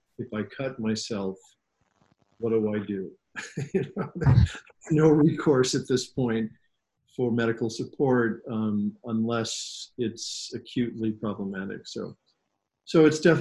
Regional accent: Chicago, Illinois, United States; also born or lived in Florida; now in New York City, United States; I grew up in Chicago in the late 60s, early 70s

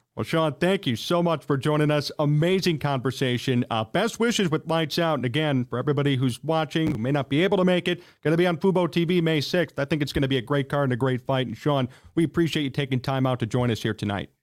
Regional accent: Chicago, Illinois, United States; we're from Illinois, we're from the Chicago yeah. area

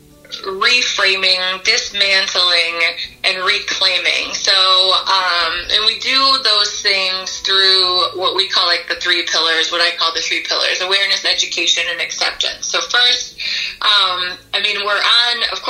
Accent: Grand Rapids, Michigan, United States; moved away as an adult; now in Asheville, United States; I grew up in Michigan, which was Grand Rapids, Michigan

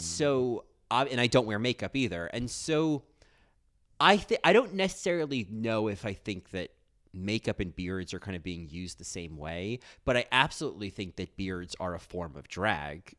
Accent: United States; as an American

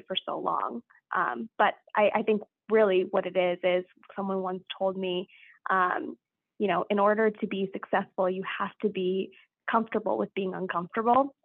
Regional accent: Southborough, Massachusetts, United States; I grew up in Southborough, Massachusetts

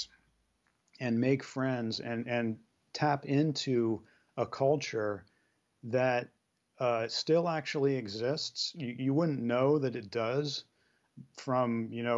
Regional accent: San Francisco, California, United States; I grew up with in Brisbane and San Francisco

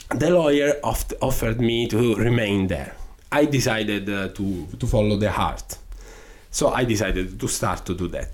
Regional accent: Sicily, Italy; English is a second language; moved away; my destiny uh, was being a lawyer in my hometown

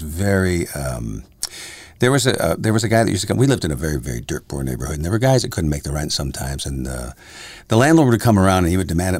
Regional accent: Windsor, Ontario, Canada; Windsor, my hometown.

